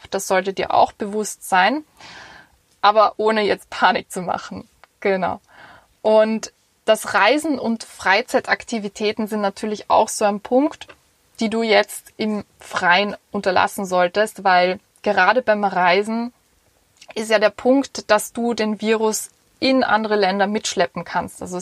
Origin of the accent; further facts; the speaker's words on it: Vienna, Austria; Und zwar ich bin als Wienerin einfach in einer Gesellschaft aufgewachsen, ähm, wo es sehr ums Individuelle geht